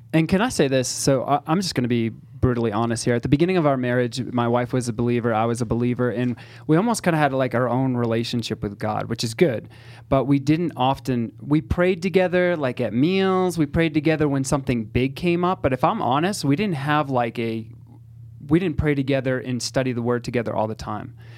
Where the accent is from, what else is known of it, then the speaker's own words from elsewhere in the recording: Northeast, United States; I'm Italian, and I'm from the Northeast, so I'm direct, I'm blunt